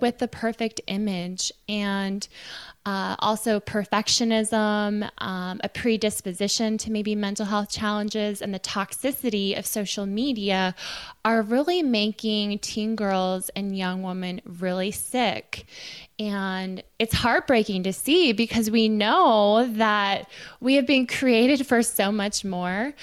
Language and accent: English; Silicon Valley, California, United States; I was raised in Silicon Valley